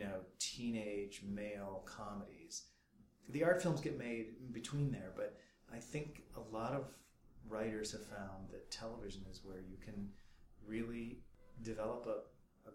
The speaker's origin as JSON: {"language": "English", "town": "Rockford", "region": "Illinois", "country": "United States", "tie": "born or raised there", "also_born_or_lived": "Los Angeles", "moved": "as an adult", "said": "growing up in Rockford, Illinois"}